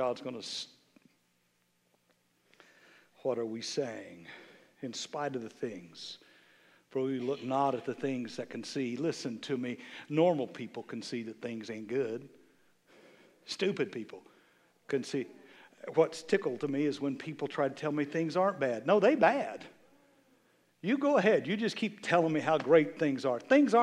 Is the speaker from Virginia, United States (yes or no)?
no; Kansas, United States; I'm from Kansas